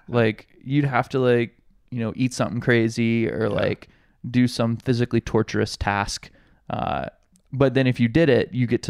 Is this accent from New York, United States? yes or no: no; Alabama, United States; now in Hawaii, United States; very poor area of Alabama, just maybe an hour or so south of Montgomery, which is the capital of my hometown.